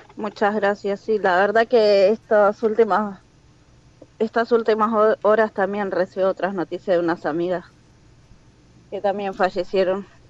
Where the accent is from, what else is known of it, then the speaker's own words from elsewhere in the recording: La Matanza, Buenos Aires Province, Argentina; moved away as an adult; now in Turkey; de Buenos Aires, La Matanza